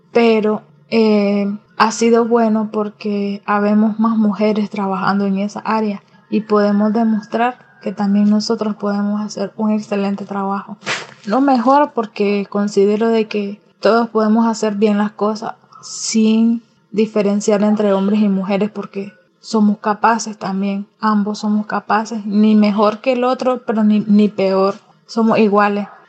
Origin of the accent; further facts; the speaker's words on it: Nicaragua; soy nicaragüense